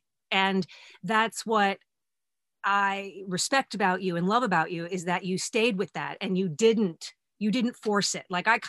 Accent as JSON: {"language": "English", "region": "New York", "country": "United States", "tie": "born or raised there", "said": "we're also born and raised in New York, American Italian homes"}